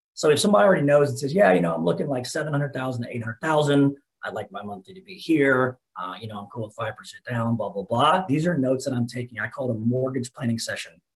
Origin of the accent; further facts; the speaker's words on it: Dallas, Texas, United States; also born or lived in Lubbock, Texas; Right now, I'm in Lubbock. I have another branch up here, but born and raised in Dallas.